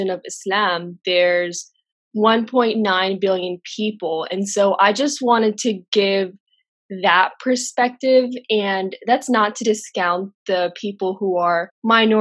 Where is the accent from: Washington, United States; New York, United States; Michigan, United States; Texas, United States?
Texas, United States; also born or lived in Jordan; I'm a 22-year-old hijabi who was born and raised in Texas.